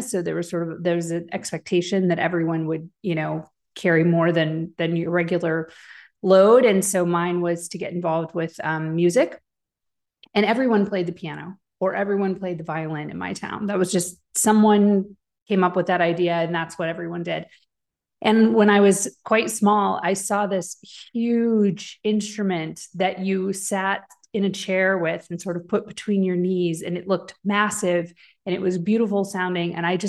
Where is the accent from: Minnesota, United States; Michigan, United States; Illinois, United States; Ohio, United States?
Illinois, United States; Chicago; also born or lived in Wisconsin / Tennessee; I split my time between the Midwest in the Chicago and Wisconsin area and where my father was in Tennessee. So I had sort of split my time between both places.